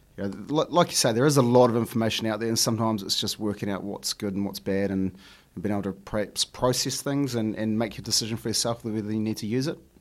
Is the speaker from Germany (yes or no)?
no; New Zealand; growing up in New Zealand and, and the schools we go to, you know, lots of my friends are Māori, Samoan, Iraqi